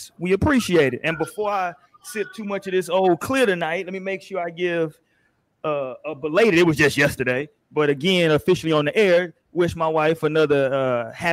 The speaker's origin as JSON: {"language": "English", "town": "Houston", "region": "Texas", "country": "United States", "said": "I'm from Houston. I'm from the South"}